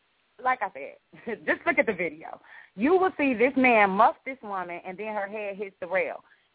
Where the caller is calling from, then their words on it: Jacksonville, Florida, United States; Jacksonville. Hi, this is